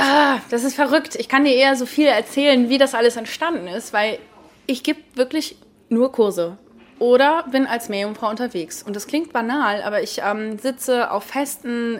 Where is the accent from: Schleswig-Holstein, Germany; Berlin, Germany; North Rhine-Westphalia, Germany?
Schleswig-Holstein, Germany; Lübeck; also born or lived in Heilshoop, Stormarn; ich komme ja eigentlich aus Lübeck